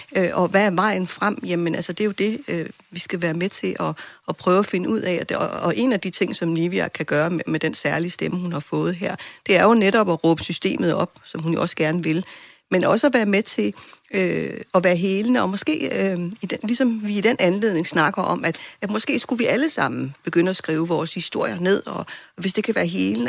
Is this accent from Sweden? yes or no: no; Greenland; som grønlændere